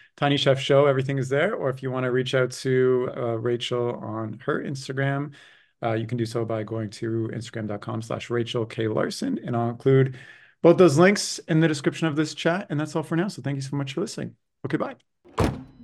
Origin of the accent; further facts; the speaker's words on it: Canada; I grew up in Canada and there's like no stop motion opportunity.